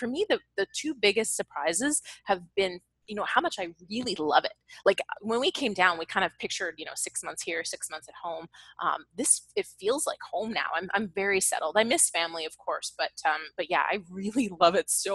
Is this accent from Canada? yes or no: yes; Canada; moved away as an adult; now in Los Angeles, United States; I'm still Canadian. I love it here, but I'm still Canadian